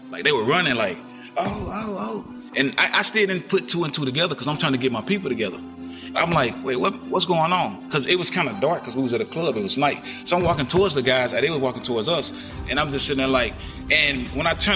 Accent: Jackson, Tennessee, United States; I'm a positive artist out of my hometown of Jackson, Tennessee. I'm from the east side of Jackson, Tennessee

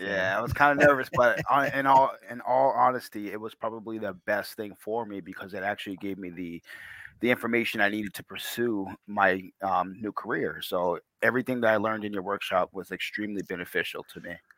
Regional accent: Portsmouth, New Hampshire, United States; I grew up in Portsmouth, actually, um, just around the corner from Rye, New Hampshire

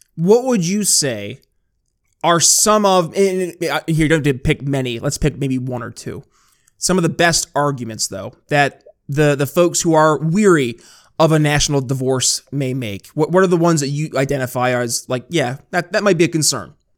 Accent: New York, United States; moved away; New York because that was my home state

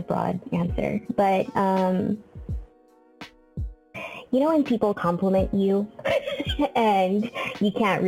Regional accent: San Diego, California, United States; moved away as an adult; now in Bay Area, United States; I am from San Diego. Let's just start from there. Born and raised in San Diego

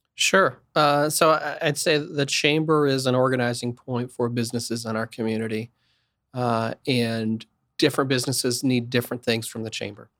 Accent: Wichita, Kansas, United States; I'm from Wichita, it's an entrepreneurial community. Pizza Hut started here.

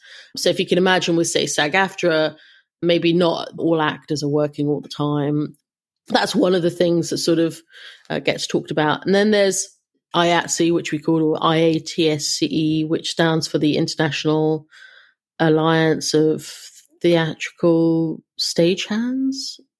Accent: London, United Kingdom; now in Los Angeles, United States; I came to LA from London, and it was surprising to me.

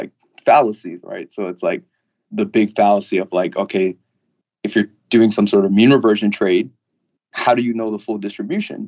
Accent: Long Island, New York, United States; I'm from Long Island

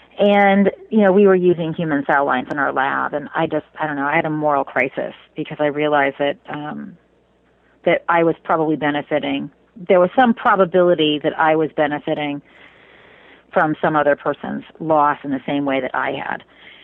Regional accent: Indiana, United States; Well, so I grew up in Indiana, so not exactly a place known for those things.

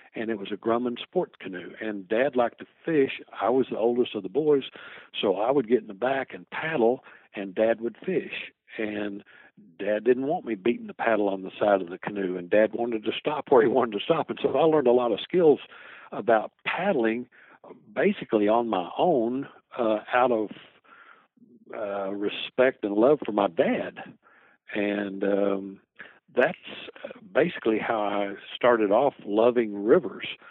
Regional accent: Lowell, Arkansas, United States; also born or lived in Fort Knox, Kentucky; I was pretty much raised in Lowell, Arkansas, on a farm

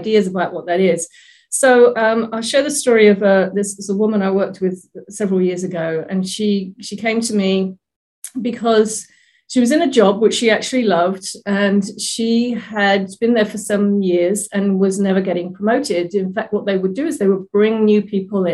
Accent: England, United Kingdom; now in Oregon, United States; I'm originally from England, now living in Oregon in the US

